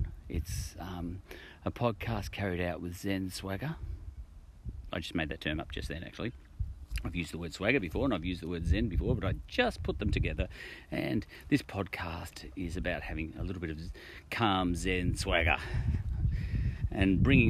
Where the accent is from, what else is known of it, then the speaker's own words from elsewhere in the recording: Australia; But I chose the image because I'm an Australian, and that's an Australian bird, parrot or cockatoo.